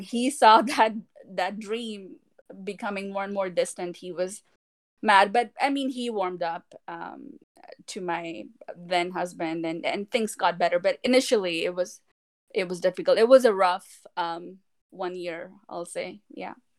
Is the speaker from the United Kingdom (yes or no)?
no; India; now in Texas, United States; us Indians